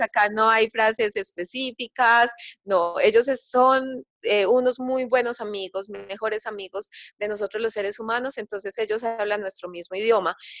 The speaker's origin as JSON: {"language": "Spanish", "town": "Medellín", "region": "Antioquia", "country": "Colombia", "tie": "born or raised there", "said": "acá en Colombia, en Medellín, que es mi ciudad natal"}